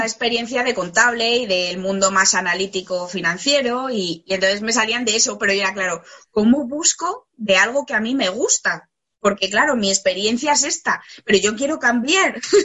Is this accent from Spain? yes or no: yes; Spain; moved away as an adult; also born or lived in Australia; me fui a, vivir fuera de España